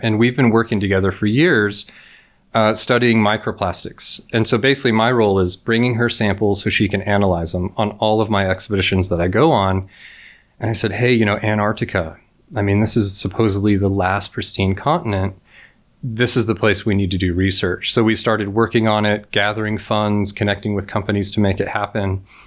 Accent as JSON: {"language": "English", "area": "near Yosemite National Park", "region": "California", "country": "United States", "tie": "born or raised there", "said": "I grew up near Yosemite National Park in California"}